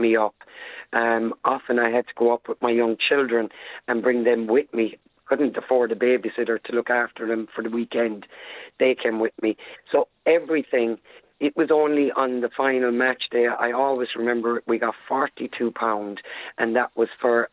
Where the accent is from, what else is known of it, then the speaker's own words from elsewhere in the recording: Ireland; I'm Irish